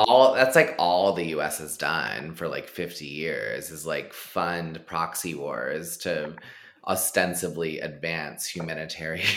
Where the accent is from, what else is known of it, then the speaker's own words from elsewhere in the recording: Texas, United States; moved away; I grew up in really conservative uh-huh. shithole Texas